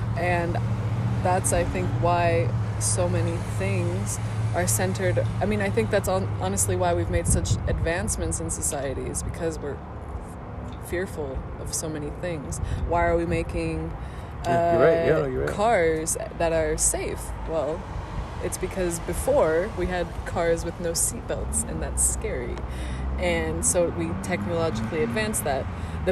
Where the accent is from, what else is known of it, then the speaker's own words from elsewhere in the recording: Southern California, United States; moved away as an adult; also born or lived in Georgia; now in Germany; I grew up in Southern, like, I was raised in Southern California